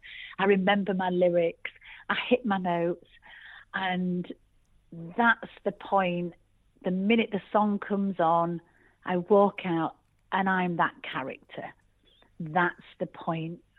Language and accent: English; Yorkshire and the Humber, United Kingdom; I'm actually a Yorkshire girl through and through.